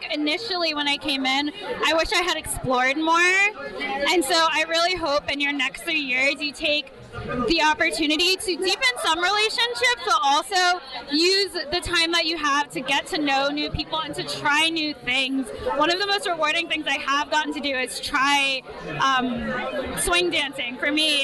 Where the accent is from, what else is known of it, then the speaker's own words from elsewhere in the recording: Orlando, Florida, United States; now in Philadelphia, United States; I'm from Orlando.